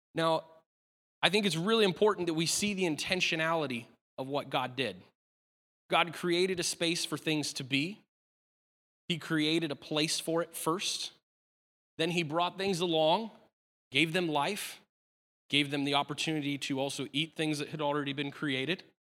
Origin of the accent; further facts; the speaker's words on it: Aberdeen, Washington, United States; moved away; I was born in Aberdeen, Washington